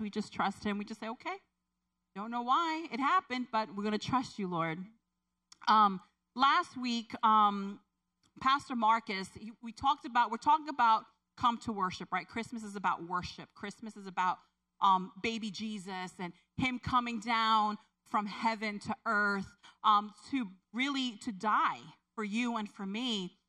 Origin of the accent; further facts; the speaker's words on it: Puerto Rico; moved away; I grew up in, I was born in Puerto Rico